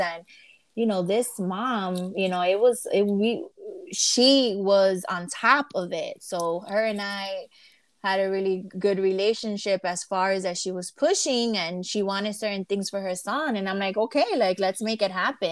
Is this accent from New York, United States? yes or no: yes; New York, United States; I was born and raised here